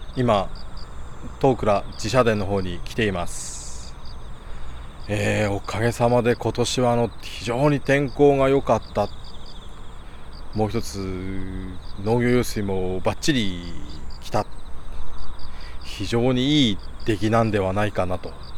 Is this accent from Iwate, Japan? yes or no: yes; Iwate, Japan; 地元岩手